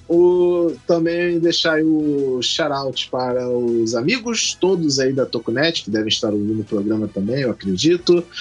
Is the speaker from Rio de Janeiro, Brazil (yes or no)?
yes; Rio de Janeiro, Brazil; also born or lived in Magé; eu sou do estado do Rio de Janeiro, mas a cidade onde eu moro é Magé